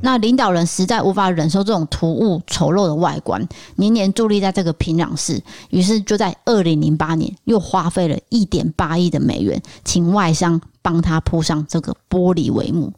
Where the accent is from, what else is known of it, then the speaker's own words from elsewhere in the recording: Taiwan; 我们现在台湾已经不会这样啊